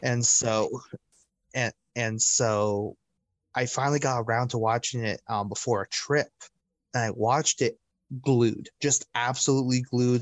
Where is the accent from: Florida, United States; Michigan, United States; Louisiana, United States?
Florida, United States; Orlando; I grew up in Orlando